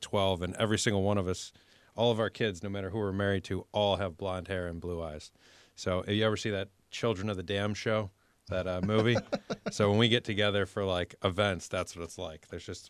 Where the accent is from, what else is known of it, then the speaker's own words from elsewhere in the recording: Niagara Falls, New York, United States; So, I'm from Niagara Falls, New York, and I'm the oldest of five kids.